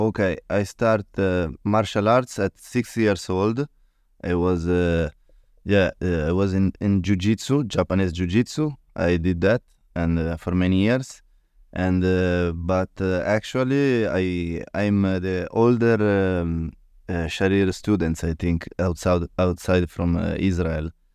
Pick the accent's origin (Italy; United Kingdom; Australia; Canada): Italy; English is a second language; from Italy